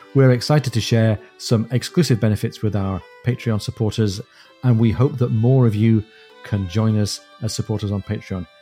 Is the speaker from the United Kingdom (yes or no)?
yes; Newcastle upon Tyne, North East England, United Kingdom; moved away; my hometown